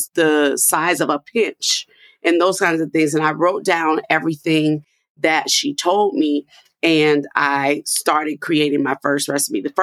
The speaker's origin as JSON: {"language": "English", "town": "New Orleans", "region": "Louisiana", "country": "United States", "moved": "yes", "said": "I'm a girl from New Orleans"}